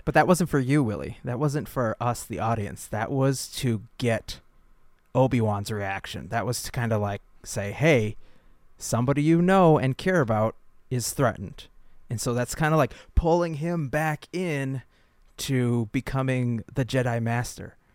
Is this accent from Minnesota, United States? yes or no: yes; Lakeville, Minnesota, United States; We grew up in Lakeville, and there was a big Target, Great Land, and a Best Buy in Apple Valley